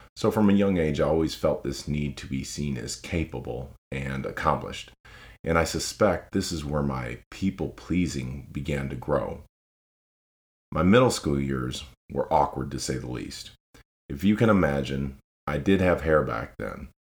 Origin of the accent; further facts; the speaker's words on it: Lansing, Michigan, United States; moved away as an adult; now in Tennessee, United States; I was born and raised in Lansing, Michigan.